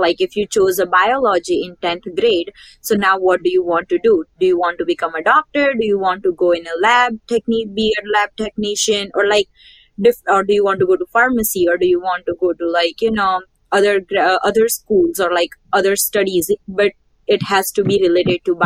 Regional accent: India; moved away as an adult; now in United States; So I grew up in India and I did my high school in India.

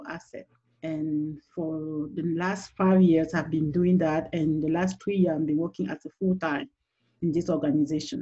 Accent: Cameroon; English is a second language; moved away as an adult; also born or lived in Washington, D.C., United States; now in Texas, United States; originally from Cameroon, which is the French speaking part, so you can hear my accent

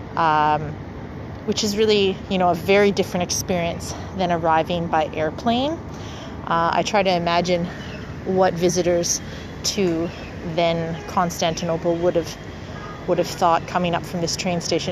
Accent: Canada; now in Istanbul, Turkey; I'm I'm coming from Canada

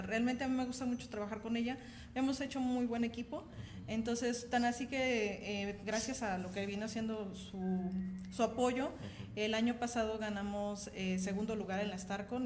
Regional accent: Mexico City, Mexico; now in Aguascalientes, Mexico; originaria soy del Distrito Federal, pero, ya llevo años aquí, desde 17, 18 años, entonces pues ya, ya, soy prácticamente de aquí

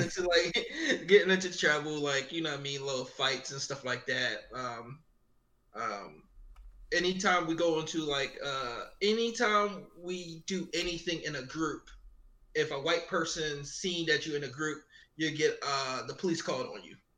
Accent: Philadelphia, Pennsylvania, United States; I grew up in uh, West Philly. Actually, my mom went to school with uh, Will Smith. So I grew up in Upland Way uh, uh, in West Philly

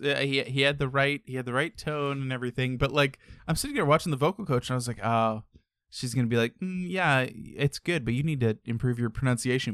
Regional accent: United States; being American

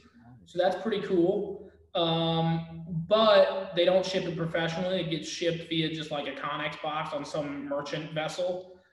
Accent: Japan; I grew up in Japan, so, you know, it's kind of part of the culture.

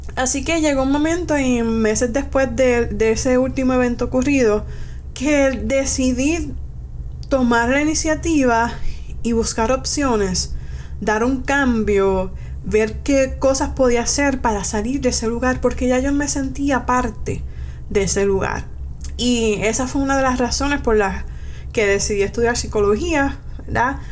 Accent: Manatí, Puerto Rico; yo vengo de la área de Manatí

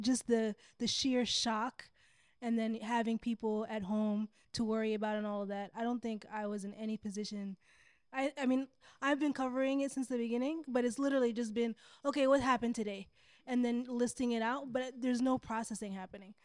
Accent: Sudan; moved away as an adult; I'm from Sudan.

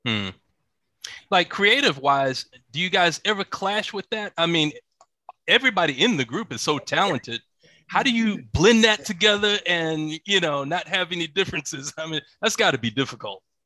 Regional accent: Atlanta, Georgia, United States; I grew up in Atlanta

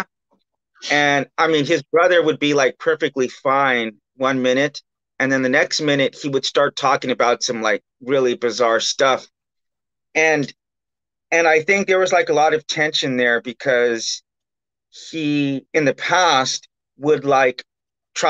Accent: Bakersfield, California, United States; I'm from Bakersfield, California, and Bakersfield, California is like the meth capital

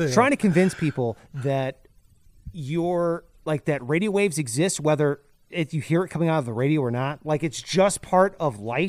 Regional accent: Venezuela; English is a second language; Bro, I'm from Venezuela, man. I waited 2 hours for a chicken.

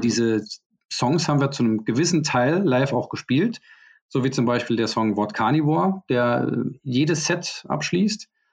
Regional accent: Saarbrücken, Saarland, Germany; bei uns in Saarbrücken

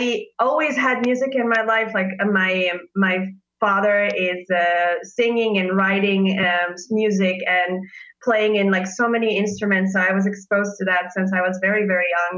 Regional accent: Israel; moved away as an adult; now in Leipzig, Germany; I'm currently living in Leipzig, and I'm originally from Israel.

